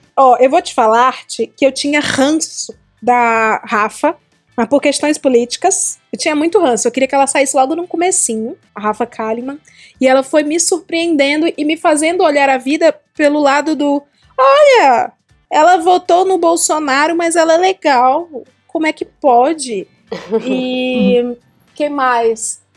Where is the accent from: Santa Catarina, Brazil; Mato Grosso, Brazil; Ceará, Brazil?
Ceará, Brazil; Eu sou do Ceará